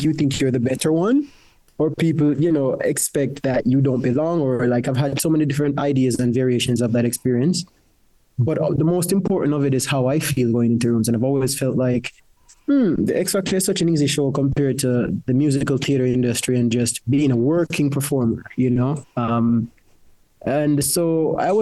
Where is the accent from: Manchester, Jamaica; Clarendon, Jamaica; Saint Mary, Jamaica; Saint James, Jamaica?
Clarendon, Jamaica; moved away as an adult; now in United Kingdom; I grew up in Jamaica, in Clarendon, in a place where we went 20 minutes to the river to fetch our water